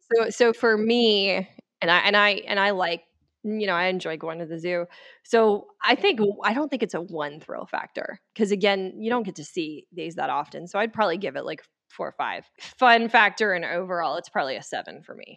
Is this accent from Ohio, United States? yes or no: no; Dallas, Texas, United States; moved away; I'm from Dallas